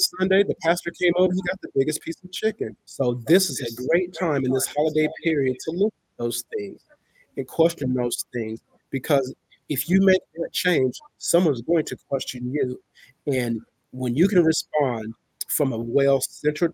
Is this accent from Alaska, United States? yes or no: no; California, United States; now in South Carolina, United States; I'm from California, but I live in the South right now, South Carolina to be exact